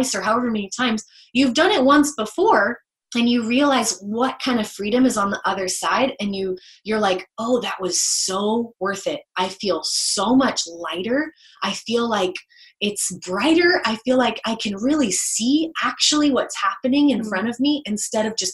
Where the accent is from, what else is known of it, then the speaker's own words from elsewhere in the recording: the South, United States; I grew up in the South